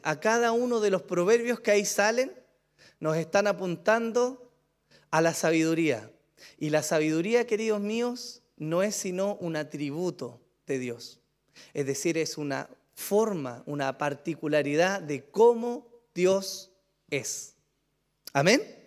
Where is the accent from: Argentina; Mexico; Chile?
Chile; pero somos chilenos, hermano, en su mayoría